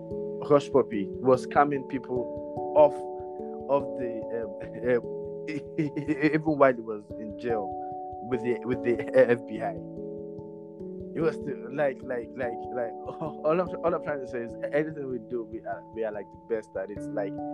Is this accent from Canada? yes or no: no; Nigeria; Not because I'm Nigerian, but because I have good taste of food.